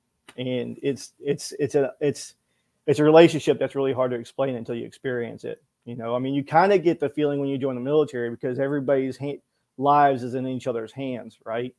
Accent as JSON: {"language": "English", "town": "Fort Worth", "region": "Texas", "country": "United States", "tie": "born or raised there", "also_born_or_lived": "Manhattan", "moved": "as an adult", "said": "born and raised in Fort Worth, Texas"}